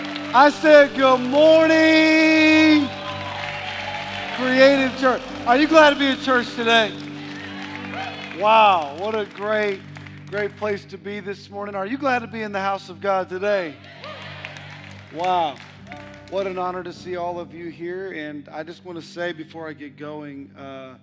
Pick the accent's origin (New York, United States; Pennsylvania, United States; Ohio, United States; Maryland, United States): Ohio, United States; now in Mississippi, United States; I'm originally from Ohio